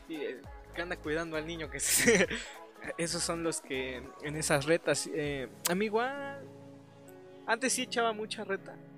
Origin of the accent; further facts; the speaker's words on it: Pachuca, Hidalgo, Mexico; soy, somos de Pachuca